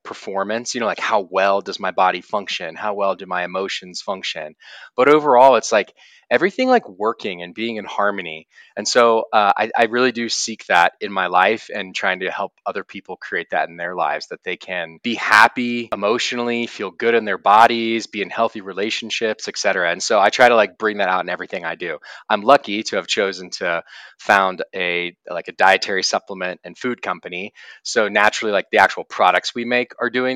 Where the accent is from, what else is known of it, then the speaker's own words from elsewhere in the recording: Austin, Texas, United States; now in Boulder, United States; I'm originally from Austin, Texas, but I live in Boulder, Colorado now